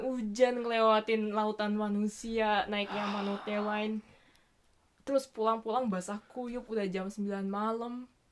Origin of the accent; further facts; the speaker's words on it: Indonesia; now in Tokyo, Japan; gue dari Indo